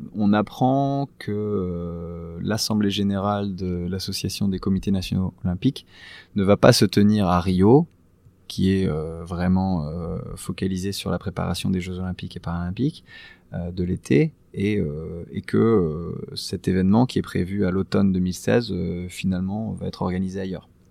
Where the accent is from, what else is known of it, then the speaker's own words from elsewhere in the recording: France; nous, nous sommes français, nous sommes l'ambassade